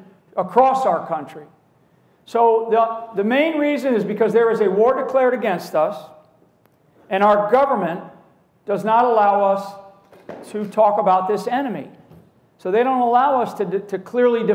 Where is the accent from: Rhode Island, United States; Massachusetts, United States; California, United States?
Rhode Island, United States; moved away as an adult; I'm from an Irish Catholic family, again from the state of Rhode Island